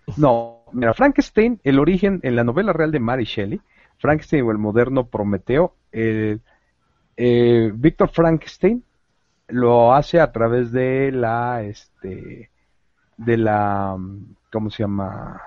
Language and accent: Spanish; Mexico